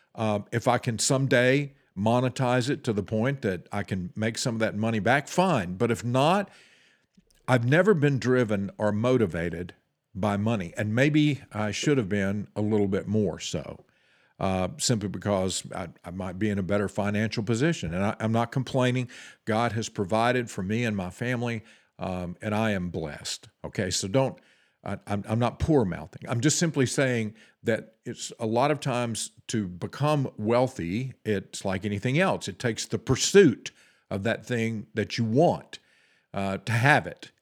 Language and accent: English; United States; us as the American people